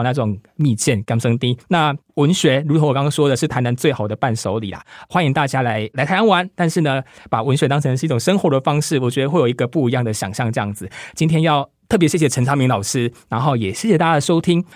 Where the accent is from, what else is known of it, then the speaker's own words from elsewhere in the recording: Danei, Tainan, Taiwan; 我的文学养成与台南密不可分，住在旧制的台南县的大内乡。那是一个靠近山区的聚落，一个务农为主而相对朴实的世界。我来自一个大家族